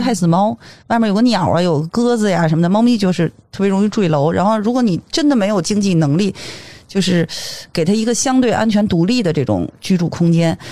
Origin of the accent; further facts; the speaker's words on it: Beijing, China; 在我们大北京，那个我土生土长，北京土著啊，在我们嗯。大北京